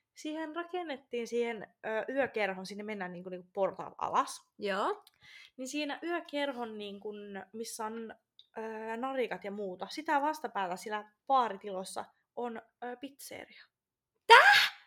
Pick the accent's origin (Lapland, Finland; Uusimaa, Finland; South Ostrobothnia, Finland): Lapland, Finland; Rovaniemi; moved away as an adult; now in Tampere, Finland; mä oon Rovaniemeltä